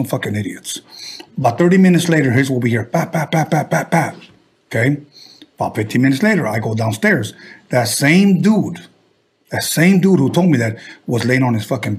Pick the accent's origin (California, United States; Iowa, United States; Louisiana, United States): California, United States; Wilmington; I'm from the city of Wilmington, homie.